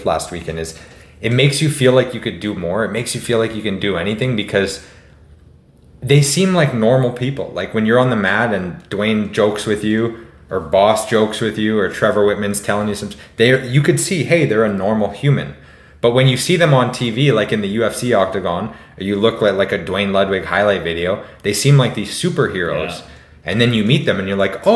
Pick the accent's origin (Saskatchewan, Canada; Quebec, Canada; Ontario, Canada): Saskatchewan, Canada; Warman; you and I grew up in Warman, Saskatchewan